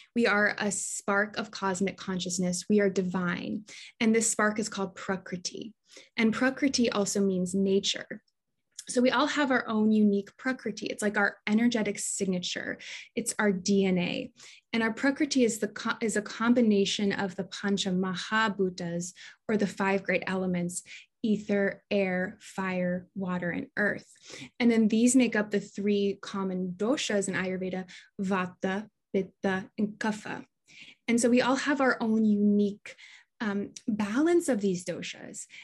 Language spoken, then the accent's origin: English; Des Moines, Iowa, United States; moved away as an adult; also born or lived in Hawaii; I grew up in Des Moines, Iowa